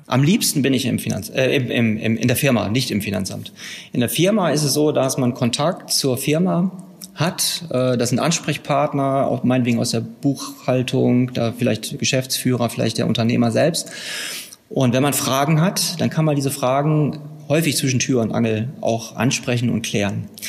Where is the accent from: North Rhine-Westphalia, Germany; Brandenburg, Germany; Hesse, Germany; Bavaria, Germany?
North Rhine-Westphalia, Germany; Herford district; Ich komme aus dem Kreis Herford in Westfalen.